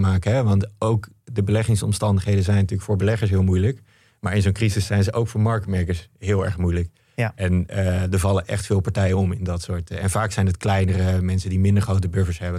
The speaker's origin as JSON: {"language": "Dutch", "country": "Netherlands", "said": "als Nederlander best een beetje trots op kan zijn"}